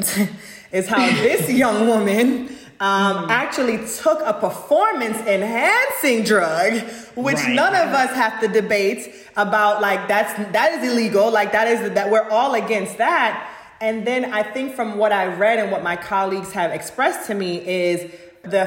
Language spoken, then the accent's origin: English; Jamaica; moved away; I am a Jamaican girl